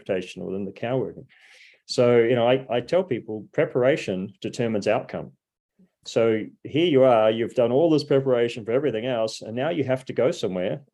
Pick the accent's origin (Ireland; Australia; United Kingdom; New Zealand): New Zealand; being a New Zealander, I mean, there were two sayings that I was brought up